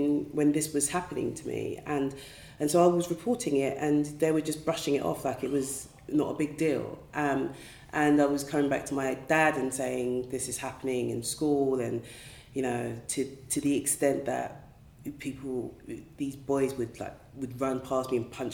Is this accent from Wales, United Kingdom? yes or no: no; London, United Kingdom; also born or lived in Woolwich; I haven't moved that far away from where I was raised, to be honest. I was born in Greenwich, South East London